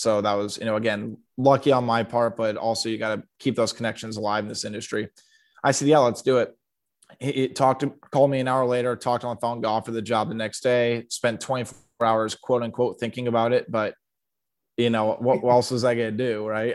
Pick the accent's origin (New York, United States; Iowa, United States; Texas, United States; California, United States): Iowa, United States; Sioux City; also born or lived in Nebraska; I was born in Sioux City